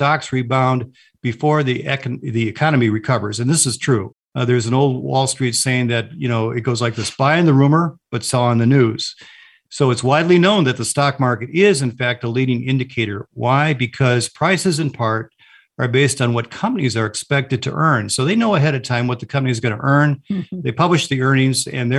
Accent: Chicago, Illinois, United States; when I grew up in Chicago

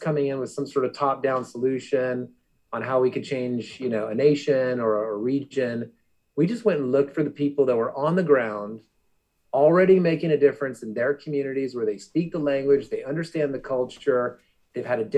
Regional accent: Arizona, United States; I grew up in Arizona

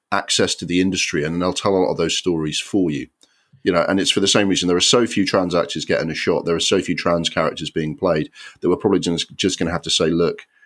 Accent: Sunderland, North East England, United Kingdom; born there; But I was born in Sunderland, which is a working class town.

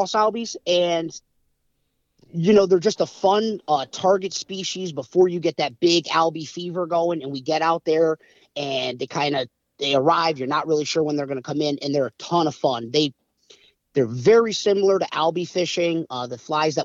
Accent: Milford, Connecticut, United States; I grew up in Milford, Connecticut, which is, southern Connecticut, southern New England

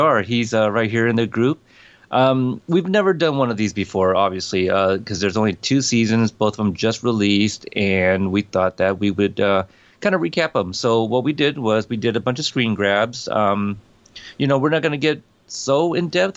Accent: Corpus Christi, Texas, United States; accent: Texas; I am the son of immigrants, for sure. I am American-born. Texas? Shout out, Corpus Christi

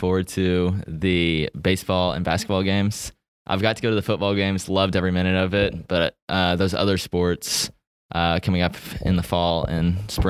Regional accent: Texas, United States; moved away as an adult; now in Stillwater, United States; being from Texas, it's about 4 hours to get here

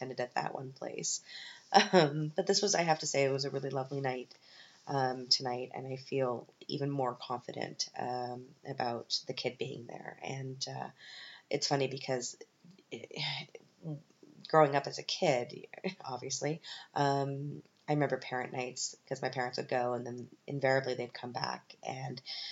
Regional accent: Canada; moved away as an adult; now in Germany; I'm from Canada.

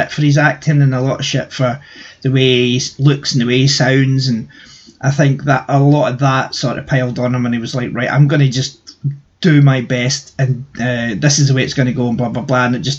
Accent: Scotland, United Kingdom; being Scottish

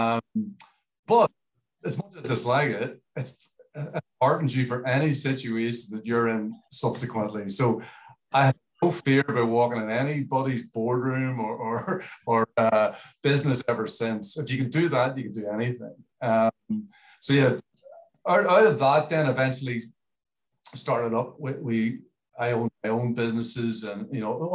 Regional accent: Belfast, Northern Ireland, United Kingdom; now in Australia; I was born in Belfast

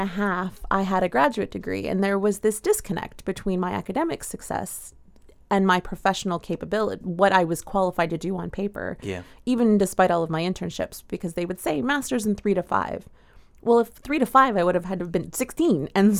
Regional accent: United States; as an American

